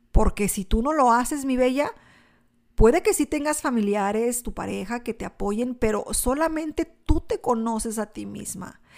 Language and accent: Spanish; Mexico; now in United States; yo soy mexicana, nací en México